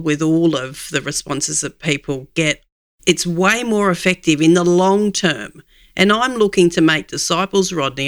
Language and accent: English; Australia; As an Aussie